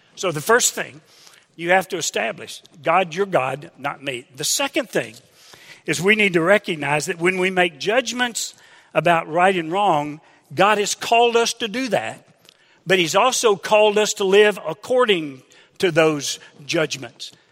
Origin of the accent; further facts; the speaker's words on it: Hot Springs, Arkansas, United States; Sandy and I grew up in Hot Springs, Arkansas